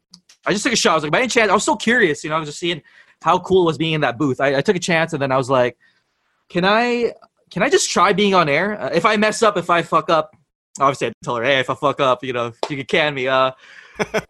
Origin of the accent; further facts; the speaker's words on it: Santa Clarita, California, United States; moved away as an adult; now in Philippines; I grew up in the States, in Los Angeles, in this little cookie cutter suburb town called Santa Clarita